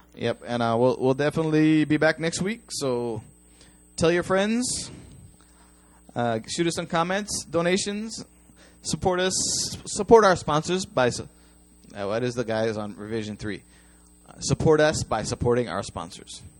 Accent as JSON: {"language": "English", "country": "United States", "moved": "yes", "lives_now": "Japan", "said": "I'm an American"}